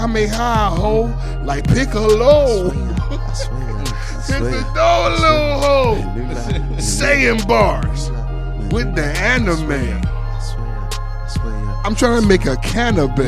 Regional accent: Miami, Florida, United States; I'm from Miami.

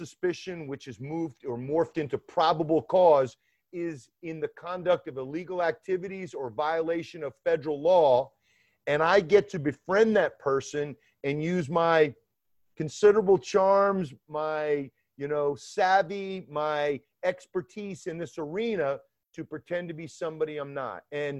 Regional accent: Decatur, Georgia, United States; now in New York, United States; You'd never know that I grew up in Atlanta, Georgia, actually in Decatur, Georgia, which is on the east side of Atlanta.

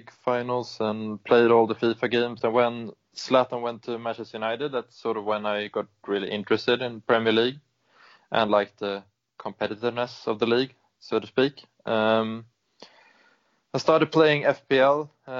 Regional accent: Sweden; I am from Sweden

